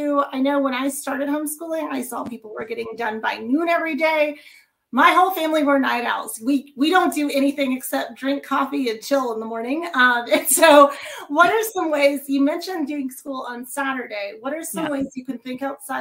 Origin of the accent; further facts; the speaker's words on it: Kansas, United States; moved away; from Kansas. That's actually my home state